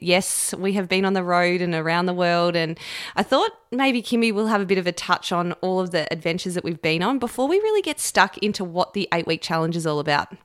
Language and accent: English; Camperdown, Victoria, Australia; when I was growing up in Camperdown as a young girl